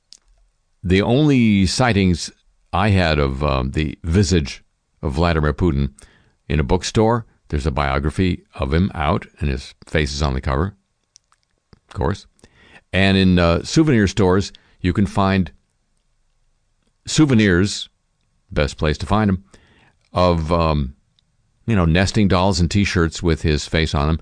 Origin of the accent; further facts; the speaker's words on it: United States; also born or lived in London; as an American citizen